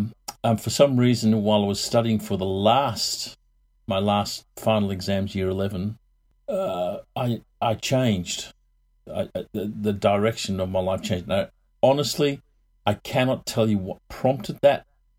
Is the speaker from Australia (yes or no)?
no; England, United Kingdom; born there; moved away; I was born in England a long time ago. My folks moved out here in 64.